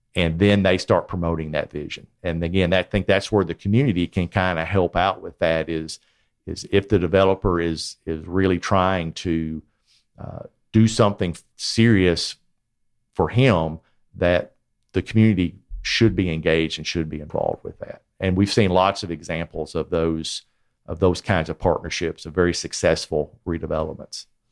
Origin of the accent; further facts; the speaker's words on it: Chattanooga, Tennessee, United States; moved away; I was born in Chattanooga, and I, I spent part of my childhood here